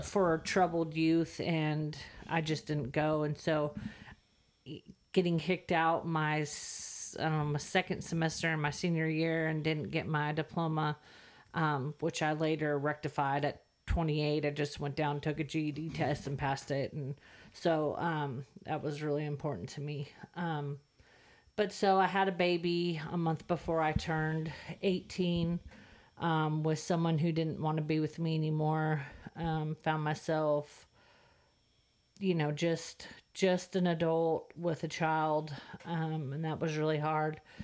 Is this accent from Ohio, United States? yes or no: no; Santa Clara, California, United States; moved away as an adult; also born or lived in the Delta, California; now in Texas, United States; I was born in Santa Clara, California